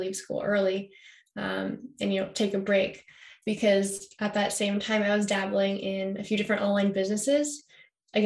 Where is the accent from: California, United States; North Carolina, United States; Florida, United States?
California, United States; Carmel; also born or lived in Massachusetts; As a young kid, I grew up in Massachusetts, actually. And I moved out to California when I was about six. I moved to Carmel, small little beach town up north